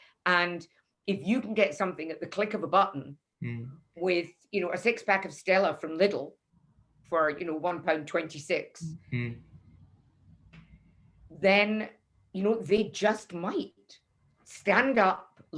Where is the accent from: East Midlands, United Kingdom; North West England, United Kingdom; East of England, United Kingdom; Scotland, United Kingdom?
Scotland, United Kingdom; Leith; Nobody came to review me and I'm from Leith.